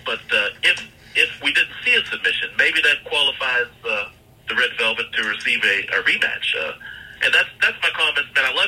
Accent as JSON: {"language": "English", "town": "Pittsburgh", "region": "Pennsylvania", "country": "United States", "moved": "yes", "lives_now": "St. Louis, United States", "said": "I'm originally from Pittsburgh"}